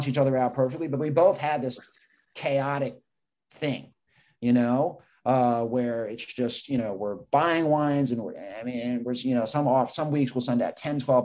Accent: New York, United States; I grew up in New York

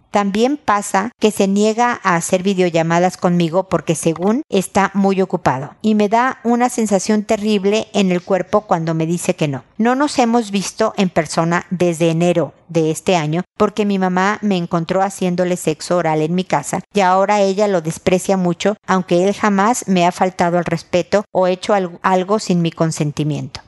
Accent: Mexico; now in Chile; soy mexicana

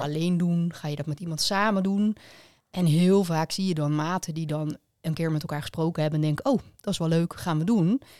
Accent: Leiderdorp, South Holland, Netherlands; Allebei uit Leiderdorp

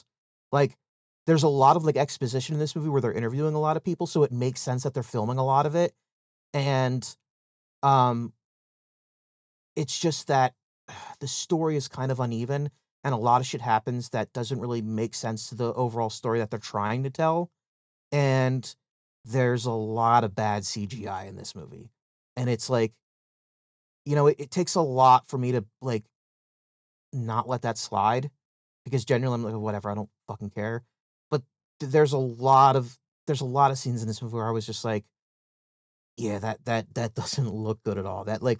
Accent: United Kingdom; I had tea and then I ruined India during the break because I'm British.

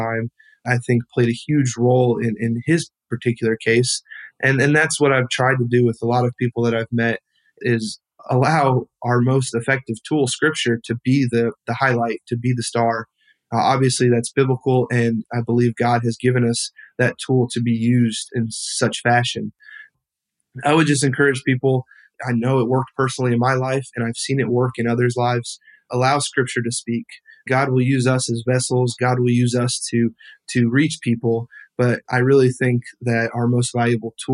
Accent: Alaska, United States; moved away; also born or lived in Wilmington, North Carolina; growing up in Alaska

